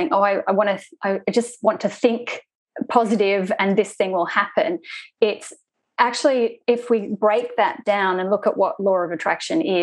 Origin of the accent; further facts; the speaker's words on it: Sydney, New South Wales, Australia; I am from Sydney, Australia.